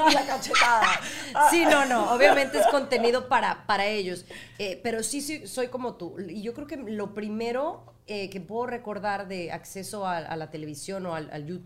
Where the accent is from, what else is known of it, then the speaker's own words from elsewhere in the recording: Mexico; moved away; yo soy mexicana.